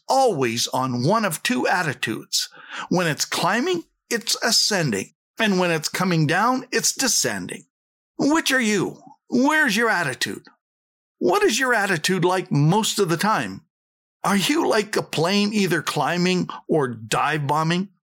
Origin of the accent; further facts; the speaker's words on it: Saskatchewan, Canada; I came from Saskatchewan